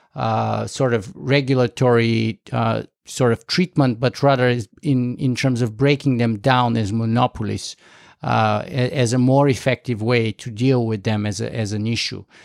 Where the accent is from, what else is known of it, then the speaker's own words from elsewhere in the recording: Canada; me being a Canadian next to you, uh, watching from up north